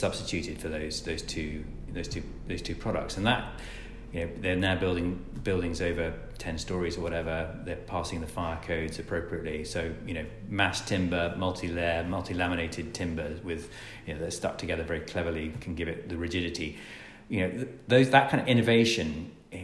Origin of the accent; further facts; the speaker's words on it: Scotland, United Kingdom; I'm Scottish.